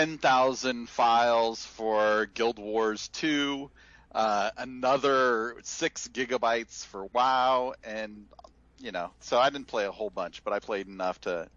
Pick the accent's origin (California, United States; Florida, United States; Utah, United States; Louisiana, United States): California, United States; moved away as an adult; I'm actually from California. Moved out here for work